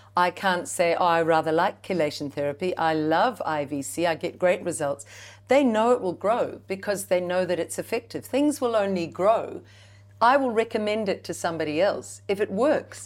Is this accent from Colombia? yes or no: no; New Zealand; as a Kiwi mum, as a Kiwi woman